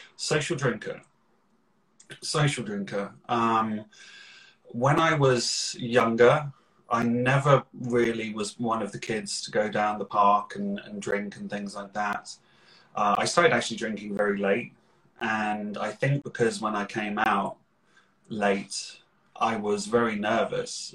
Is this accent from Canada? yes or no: no; Slough, South East England, United Kingdom; I am originally from Slough, which is known for The Office